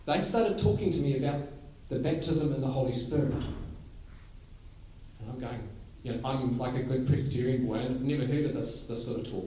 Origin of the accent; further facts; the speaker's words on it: Gisborne, New Zealand; I grew up in Gisborne